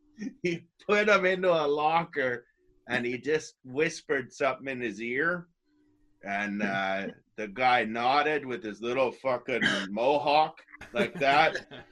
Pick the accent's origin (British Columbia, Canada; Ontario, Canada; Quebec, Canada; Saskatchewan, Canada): British Columbia, Canada; White Rock; Vancouver, White Rock.